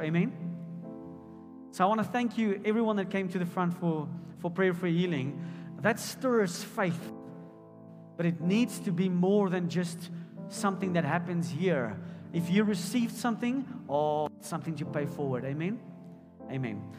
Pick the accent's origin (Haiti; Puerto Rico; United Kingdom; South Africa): South Africa; Potchefstroom, North West; I grew up in Potchefstroom